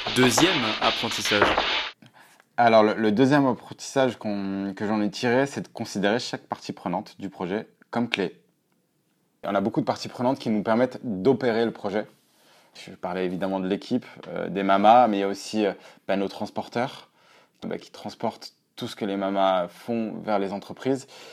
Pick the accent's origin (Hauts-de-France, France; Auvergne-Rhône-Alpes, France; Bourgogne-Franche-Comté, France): Auvergne-Rhône-Alpes, France; je viens d'Auvergne